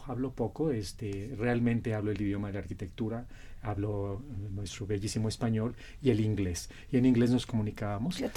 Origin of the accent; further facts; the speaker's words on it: Mexico; Representando a, a mi México, a mi América Latina, con mucho orgullo, este, siendo exalumno de la, de la UNAM, yo soy arquitecto